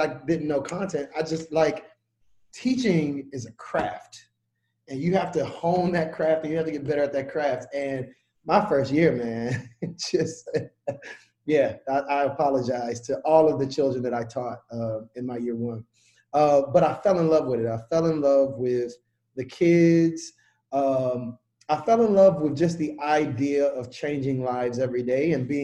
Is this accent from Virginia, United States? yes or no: no; Chattanooga, Tennessee, United States; moved away as an adult; also born or lived in North Carolina; I was born and raised in Chattanooga, Tennessee.